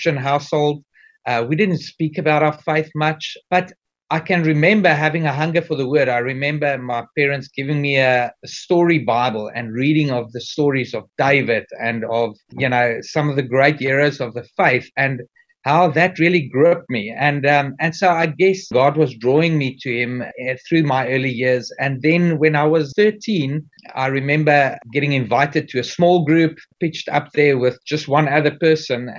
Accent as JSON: {"language": "English", "country": "South Africa", "tie": "born or raised there", "said": "as a young man growing up in South Africa at that stage"}